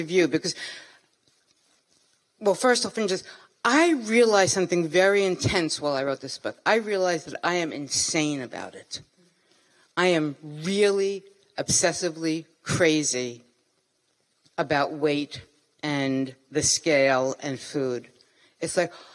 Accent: New York City, New York, United States; I'm from Brooklyn.

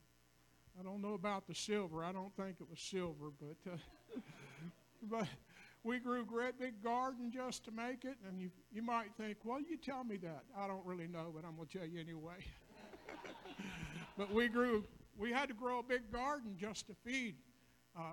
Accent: a hollow near McDowell, West Virginia, United States; moved away; I grew up in Hala, McDunn, West Virginia

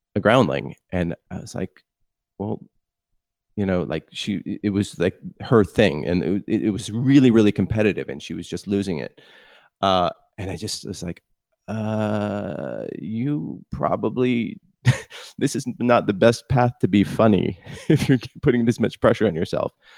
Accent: Palo Alto, California, United States; I grew up in Palo Alto

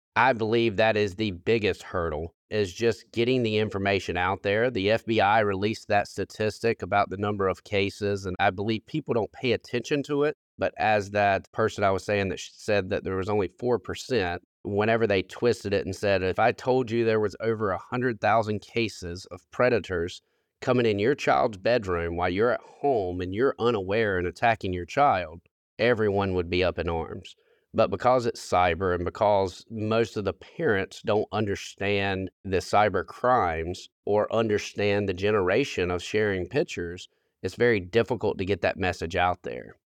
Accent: South Carolina, United States; within my hometown

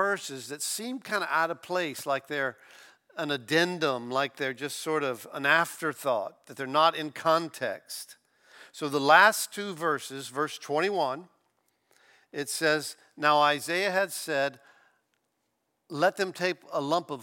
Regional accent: Florida, United States; also born or lived in Kansas City, Missouri; I'm from Florida, I've lived here all my life

